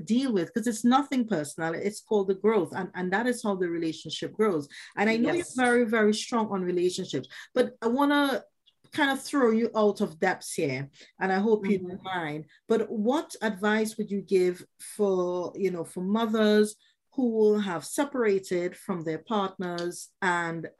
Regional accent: Trinidad & Tobago; I grew up in the Caribbean from Trinidad

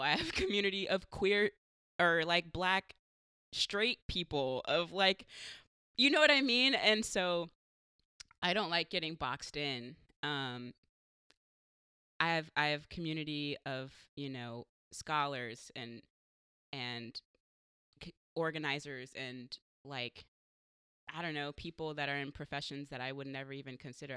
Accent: San Diego, California, United States; now in Portland, United States; I'm from San Diego

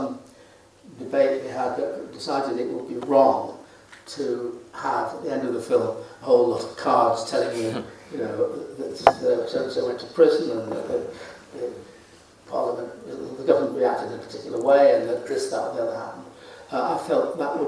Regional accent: Manchester area, North West England, United Kingdom; when I was growing up in the Manchester area

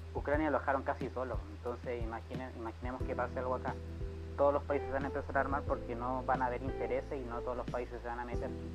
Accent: Chile

